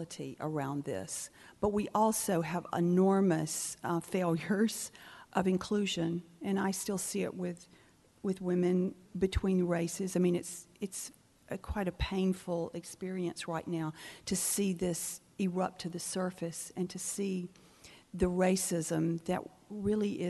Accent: near Albany, Georgia, United States; moved away; also born or lived in Charleston, South Carolina; I remember being 13 when Martin Luther King Jr. marched near my hometown. He marched to Albany, Georgia, where I was born

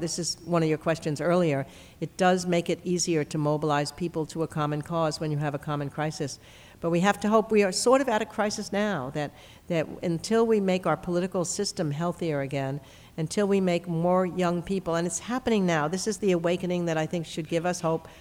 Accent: New York, United States; moved away; growing up in New York

